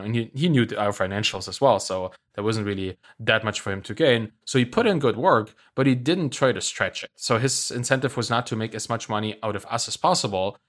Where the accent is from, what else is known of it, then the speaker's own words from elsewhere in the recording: Germany; I'm from Germany